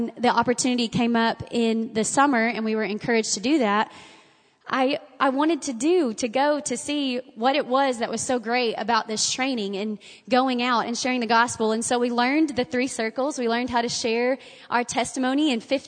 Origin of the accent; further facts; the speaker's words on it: Bonham, Texas, United States; When I was growing up in Bonham, my daddy was a pastor